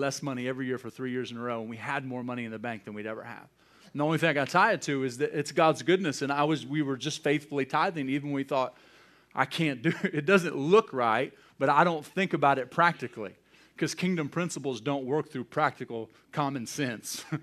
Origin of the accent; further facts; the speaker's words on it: United States; I'm an American. I'm not going to apologize for that. I'm grateful that I was born in this country.